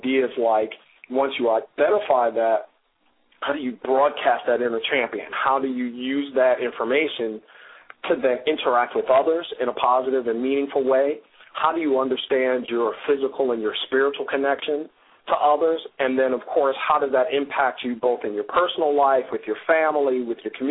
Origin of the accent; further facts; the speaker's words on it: New York City, New York, United States; moved away as an adult; now in Baltimore, United States; it was my mom and I in the South Bronx until my mom remarried.